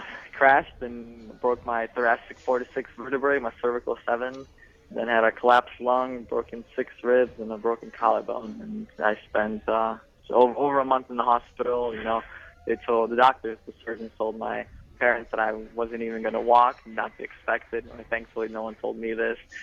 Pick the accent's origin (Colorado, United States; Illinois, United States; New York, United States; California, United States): Illinois, United States; Orland Park; also born or lived in Lithuania; we grew up in Chicago, in the Chicago area